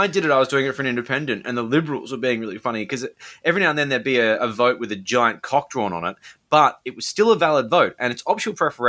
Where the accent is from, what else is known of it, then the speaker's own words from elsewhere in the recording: Sydney, New South Wales, Australia; considering I'm someone from Sydney who doesn't live in Victoria